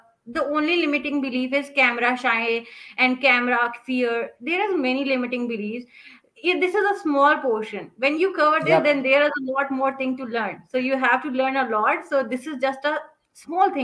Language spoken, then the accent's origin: English; Pakistan; I am from Pakistan